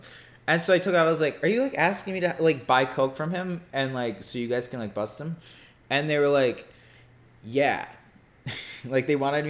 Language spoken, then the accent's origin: English; Detroit, Michigan, United States; I'm from Detroit.